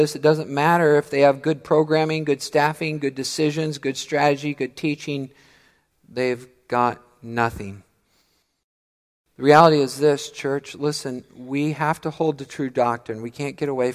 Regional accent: Missouri, United States; now in Midland, United States; I'm from Missouri

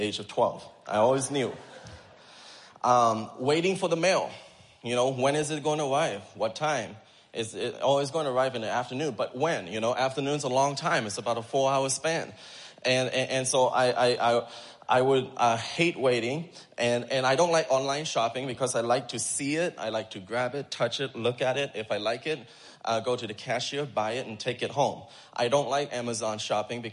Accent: Thailand; moved away; I grew up in Thailand in the children's home

